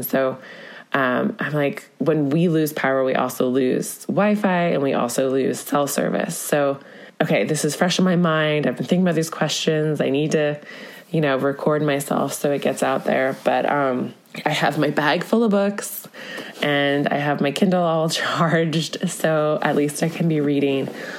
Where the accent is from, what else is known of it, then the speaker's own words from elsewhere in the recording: Connecticut, United States; now in Northern California, United States; we live in this little town in Northern California, but again, I'm from Connecticut